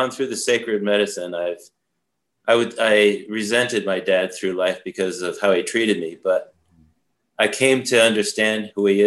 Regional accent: Saratoga Springs, New York, United States; born there; Well, I was born in Saratoga Springs, New York, and I think back in history, part of my relatives owned part of the racetrack and a mountain and a lake

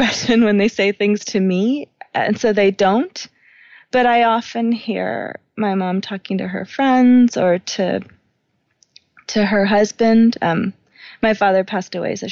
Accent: New York, United States; I grew up in New York

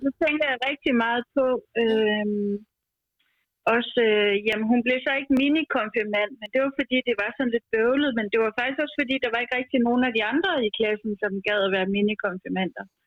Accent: Skive, Central Denmark Region, Denmark; now in Copenhagen, Denmark; jeg er fra Skive, men bor i København

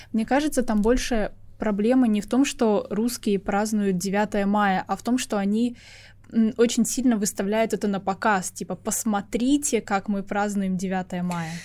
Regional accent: Estonia; я родилась в Эстонии, имею гражданство mm-hmm. по рождению, говорю по-эстонски так же хорошо, как и по-русски, да. выросла в этой стране

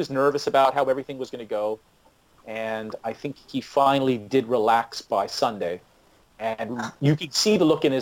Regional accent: Brampton, Ontario, Canada; I grew up in Brampton.

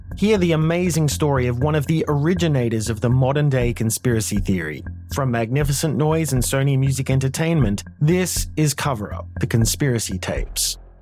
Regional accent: United States; as an American

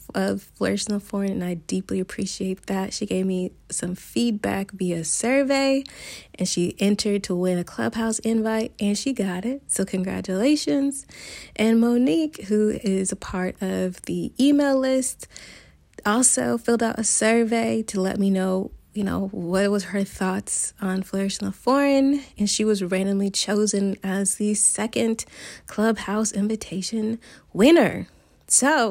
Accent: United States; moved away as an adult; now in Barcelona, Spain; I am an American expat currently living in Barcelona

